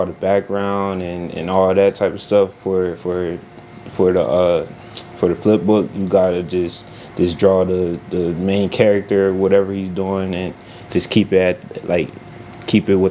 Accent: Harrisburg, Pennsylvania, United States; I'm from Harrisburg, Pennsylvania

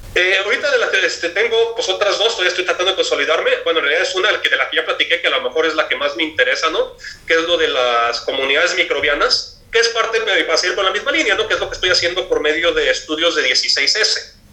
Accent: Jalisco, Mexico; yo soy de Jalisco

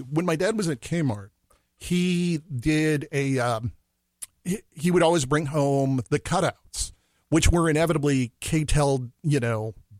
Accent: Minneapolis, Minnesota, United States; born there; I was born in Northeast Minneapolis.

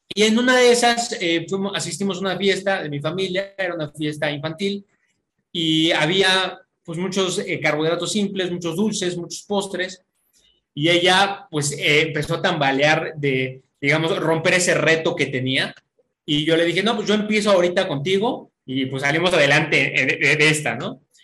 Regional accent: Mexico City, Mexico; also born or lived in Querétaro; soy de la Ciudad de México, ahorita me encuentro en Querétaro

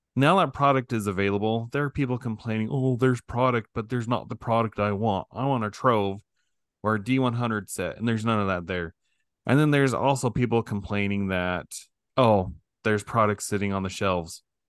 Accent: Idaho, United States; I'm from Idaho

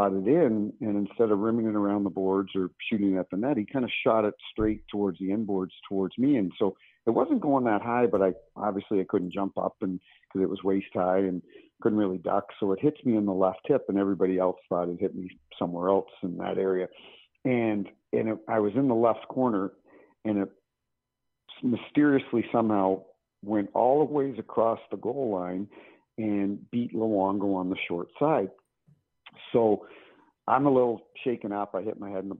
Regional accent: Canada; moved away as an adult; now in St. Louis, United States; I'm from Canada, but it happens at my adopted hometown in St. Louis, and been here 20 years.

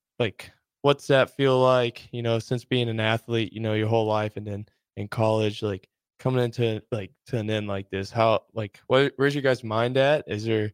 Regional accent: Centralia, United States; moved away; I had a lot of good coaches back in Centralia, back in my hometown

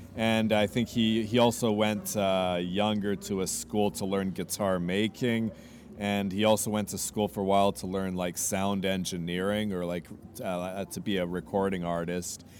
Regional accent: Vancouver, British Columbia, Canada; also born or lived in Montreal, Canada / United States / India; now in Crete, Greece; I'm from Canada. I was uh, born in Canada, born in Montreal, raised in Vancouver.

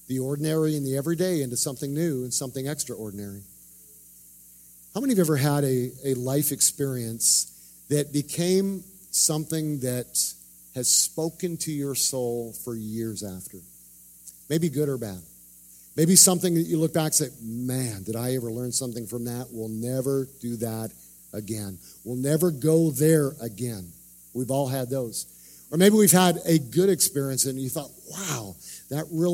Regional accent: Canada; moved away; I grew up in Canada.

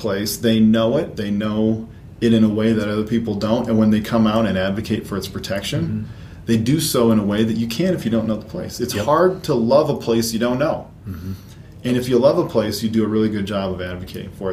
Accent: rural south central Minnesota, United States; moved away; also born or lived in North Carolina; I grew up in rural Minnesota, South Central, wedged in a little stand trees wedged in between some soybean and corn fields

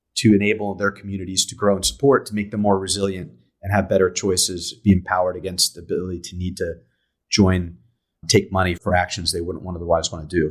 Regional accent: San Diego, California, United States; I'm from, uh, I'm from San Diego, San Diego, California. Grew up here

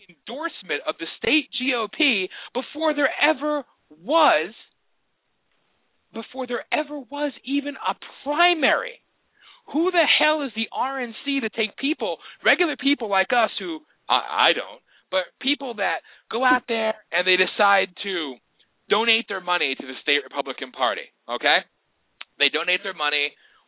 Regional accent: Pennsylvania, United States; I come from Pennsylvania

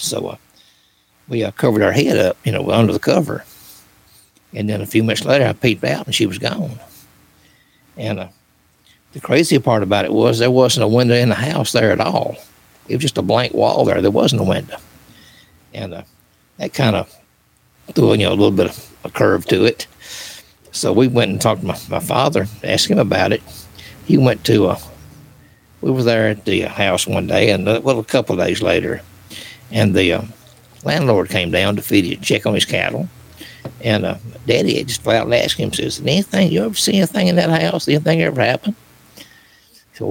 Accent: Springfield, Tennessee, United States; I was born and raised in Springfield, Robertson County, Tennessee

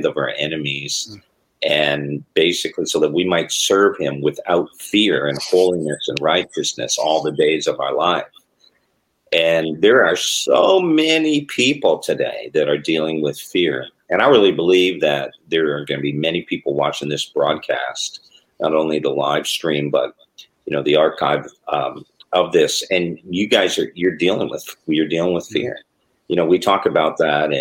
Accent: Toronto, Ontario, Canada; growing up in the Toronto area

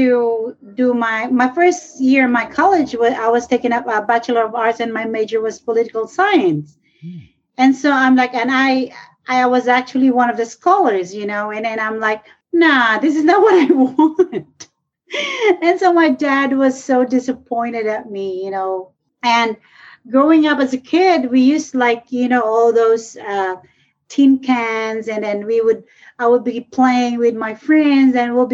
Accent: northern Philippines, Philippines; now in Thailand; this is from my hometown up north of the Philippines

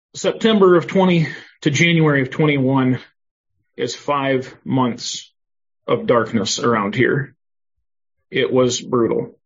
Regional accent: Northwest Ohio, United States; moved away as an adult; also born or lived in Rochester, Minnesota; now in Mountain View, United States; I uh, was born and raised in Northwest Ohio

